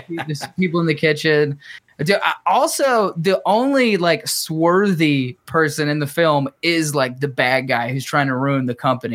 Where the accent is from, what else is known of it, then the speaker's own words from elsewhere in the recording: Chattanooga, Tennessee, United States; We're from Chattanooga